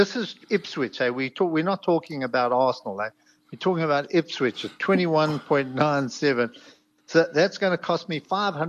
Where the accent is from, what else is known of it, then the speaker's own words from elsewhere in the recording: South Africa; I'm not despondent. I'm just a South African.